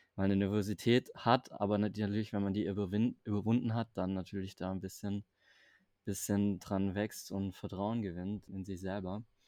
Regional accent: Stuttgart area, Baden-Württemberg, Germany; moved away as an adult; also born or lived in Berlin; Also ich komme ja aus dem Raum Stuttgart, das heißt Berlin ist ja dann schon nochmal ein bisschen weiter weg aus der ursprünglichen Heimat.

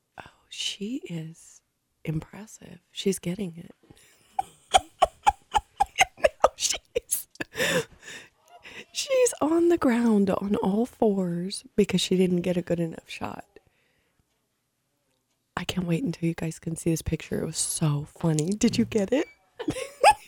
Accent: California, United States; I grew up in California

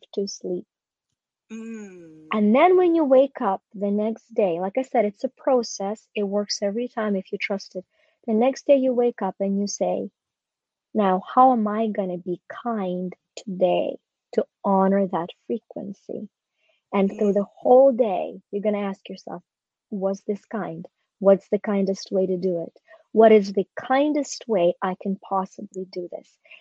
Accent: Ukraine; born or raised there; moved away

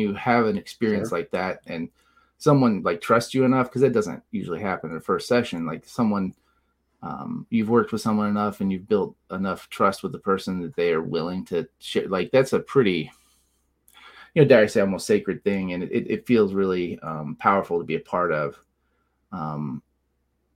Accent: Southern Illinois, United States; also born or lived in Colorado; now in Illinois, United States; I'm from Southern Illinois originally

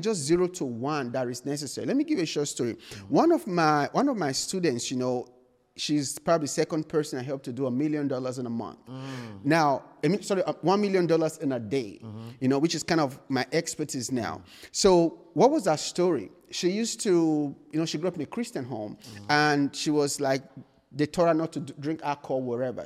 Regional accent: Nigeria; moved away as an adult; now in United States; I was born and raised in Nigeria

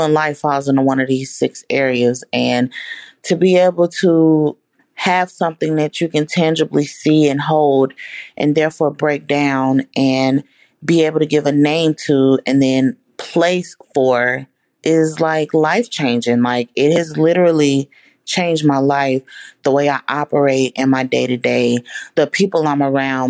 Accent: Dallas, Texas, United States; I am from Dallas, Texas

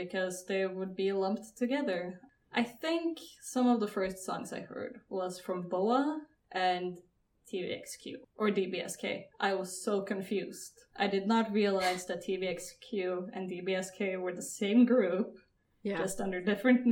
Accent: Norway; I'm from Norway

